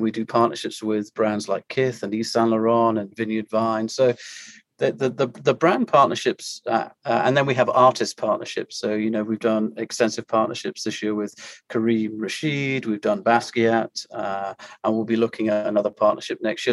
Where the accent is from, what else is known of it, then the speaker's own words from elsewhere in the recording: United Kingdom; moved away as an adult; also born or lived in Maine / Europe; now in Orlando, United States; I am a, Brit residing uh, in the US and been here uh, over six years now